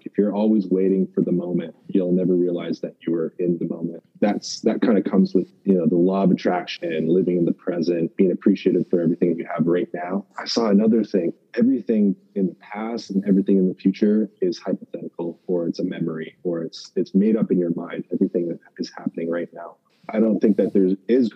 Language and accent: English; Canada; I'm in the NFL, and I'm Canadian